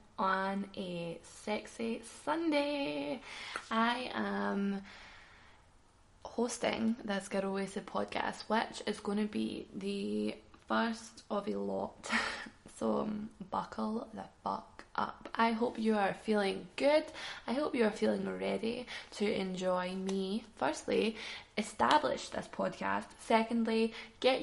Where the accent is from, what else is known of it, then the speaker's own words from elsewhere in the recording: Glasgow, Scotland, United Kingdom; I'm a Glaswegian